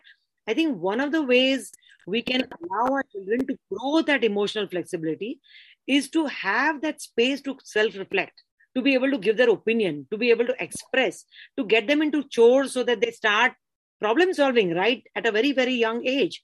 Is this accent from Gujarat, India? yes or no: no; Mumbai, Maharashtra, India; I grew up in Bombay